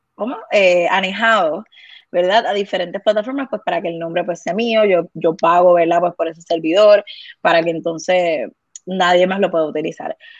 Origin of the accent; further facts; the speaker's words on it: Guaynabo, Puerto Rico; also born or lived in Bayamón / Vega Baja; yo soy de Guaynabo, la familia de mi mamá es de Guaynabo, la familia de mi papá es de Vega Baja